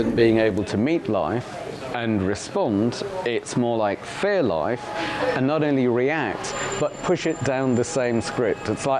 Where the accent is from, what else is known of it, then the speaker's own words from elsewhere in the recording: Uganda; now in United Kingdom; I'm a refugee from Uganda, and then we were smuggled out. We were on the death list to the UK.